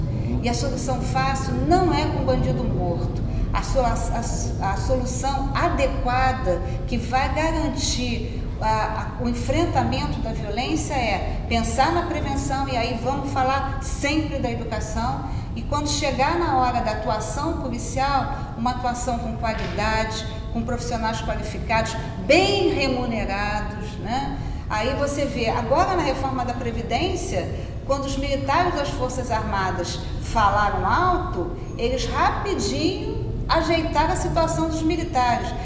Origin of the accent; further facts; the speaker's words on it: Penha, Rio de Janeiro, Brazil; Penha, que é o bairro onde eu moro, onde a minha mãe ainda mora, o bairro onde eu cresci